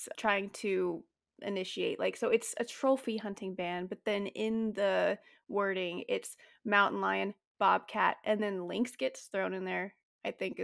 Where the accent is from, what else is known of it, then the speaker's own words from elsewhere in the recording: California, United States; I'm from California